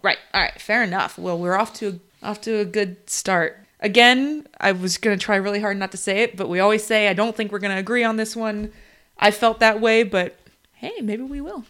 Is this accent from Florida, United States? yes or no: yes; Florida, United States; moved away; the state that we're from, we don't live there anymore, but we're from Florida